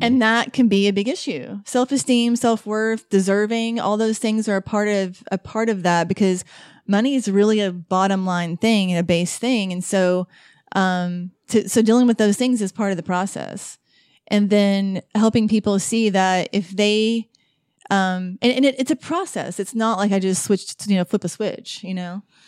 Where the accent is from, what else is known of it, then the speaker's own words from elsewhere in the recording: Asheville, North Carolina, United States; I'm from Asheville